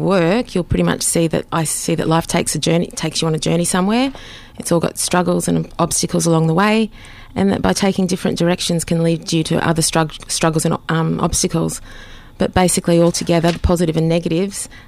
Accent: Sunshine Coast, Queensland, Australia; moved away; also born or lived in Northern Territory; growing up in the Sunshine Coast back home in Queensland, I pretty much started painting back there

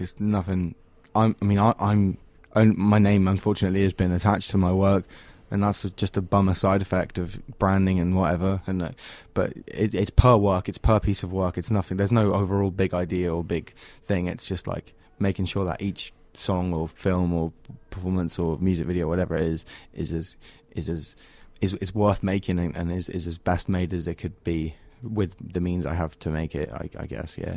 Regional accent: England, United Kingdom; born or raised there

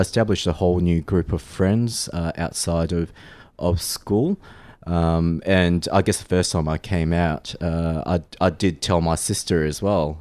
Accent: Australia; also born or lived in Malaysia; having grown up in Australia, um, y, you know, I do also identify myself as being Australian

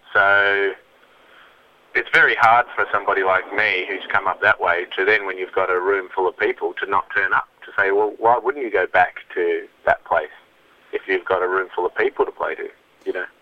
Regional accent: Melbourne, Victoria, Australia; in Melbourne, it's like my hometown

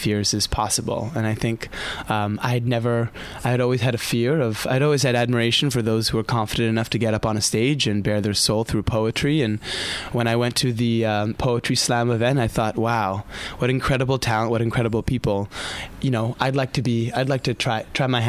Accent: Southern California, United States; moved away; I grew up in Southern California

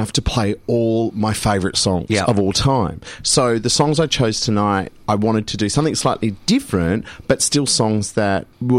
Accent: Perth, Western Australia, Australia; now in Melbourne, Australia; Grew up in Perth, and Mum and Dad had a house in Scarborough near the beach

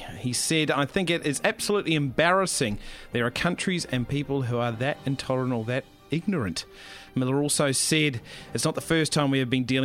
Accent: Christchurch, Canterbury, New Zealand; now in Melbourne, Australia; my hometown of Christchurch, New Zealand

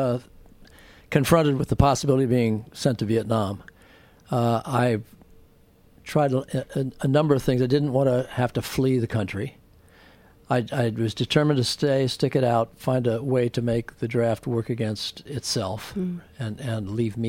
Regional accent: outside of Philadelphia, Pennsylvania, United States; now in San Francisco, United States; I grew up amongst Quakers outside of Philadelphia

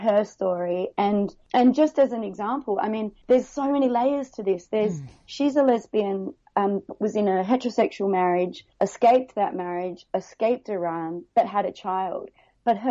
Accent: Adelaide, South Australia, Australia; moved away as an adult; now in Hong Kong; I'm from Adelaide originally, but 14 years in Hong Kong.

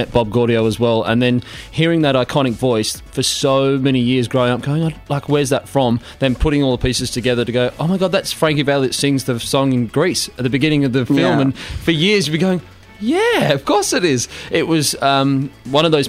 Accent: Sydney, New South Wales, Australia; moved away as an adult; also born or lived in Western Australia; coming from the Northern Beaches in Sydney

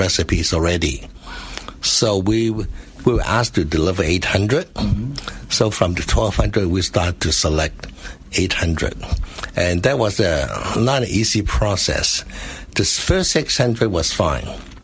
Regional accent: Hong Kong; moved away as an adult; also born or lived in Guangdong, China; I lived in Hong Kong for many years. Mm-hmm. So that's where I guess I grew up

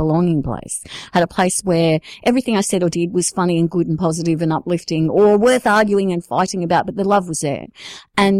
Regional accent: Sydney, New South Wales, Australia; I grew up in the southwestern suburbs of Sydney

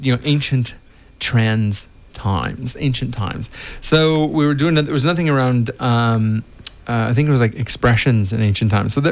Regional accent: United States; now in Australia; I'm American

